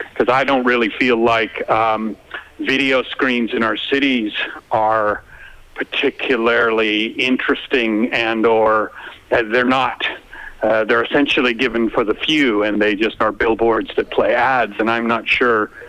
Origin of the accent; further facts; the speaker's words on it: Canada; now in Melbourne, Australia; I was really struck when I came from Canada um, how obsessed everyone is with the weather, and and I am too now.